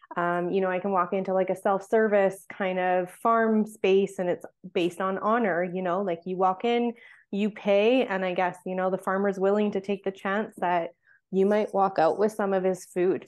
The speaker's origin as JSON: {"language": "English", "area": "Vancouver Island", "region": "British Columbia", "country": "Canada", "tie": "born or raised there", "said": "I grew up on Vancouver Island"}